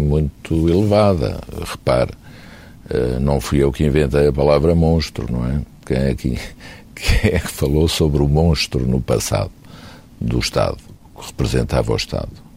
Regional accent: Portugal; como portugueses nós temos a obrigação de fazer tudo para ajudar o nosso país

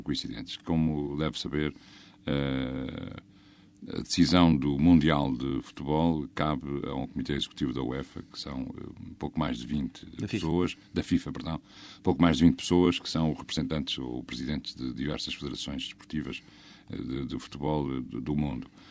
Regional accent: Braga, Portugal; Eu sou do distrito de Braga

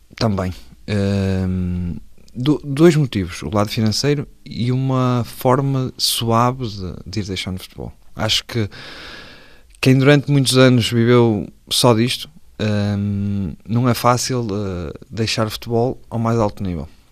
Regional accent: Vila do Conde, Porto District, Portugal; moved away; sou de Vila de Conde

